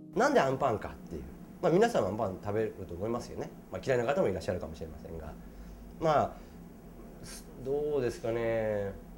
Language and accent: Japanese; Saitama, Japan; 僕はあの埼玉出身なんですけど